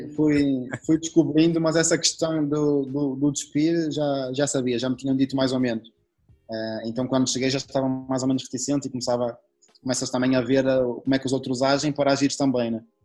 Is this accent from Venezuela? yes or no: no; Portugal; moved away; sendo, sendo, português